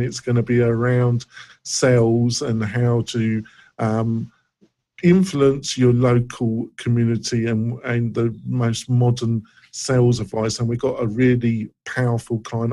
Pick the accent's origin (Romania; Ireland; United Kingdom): United Kingdom; England; moved away; I come from England